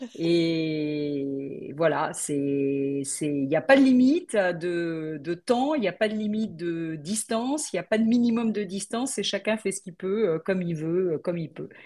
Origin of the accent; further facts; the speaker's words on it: Paris region, Île-de-France, France; also born or lived in Brittany / Belle-Île-en-Mer; je suis originaire de Bretagne, mais bon, mes parents, euh, ils ont dû aller à la capitale pour euh, travailler. Et du coup, bah, moi, j'ai grandi en région parisienne